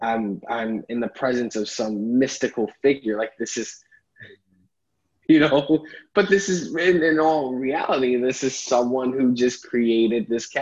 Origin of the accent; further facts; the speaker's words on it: New York City, New York, United States; I grew up in Harlem, spent most of my life there